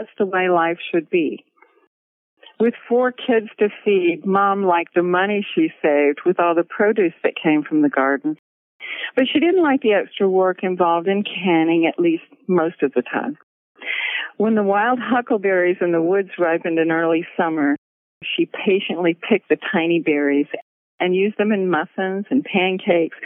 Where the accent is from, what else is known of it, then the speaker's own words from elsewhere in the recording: Gulf Coast, United States; now in Floyd, Virginia, United States; I grew up on the Gulf Coast, so it was a difficult climate, but my dad had been from the Gulf Coast, from Mississippi, so he knew what